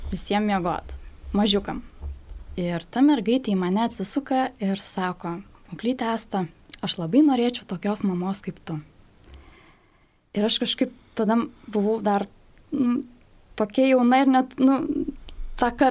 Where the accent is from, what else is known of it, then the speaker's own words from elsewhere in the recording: Šiluva or Raseiniai, Kaunas County, Lithuania; moved away; Aš greičiausiai važiuosiu savo gimtąjį miestą, kad seneliai galėtų pabūti su mergaitė, tai greičiausiai gal Šilovoje arba Raseinių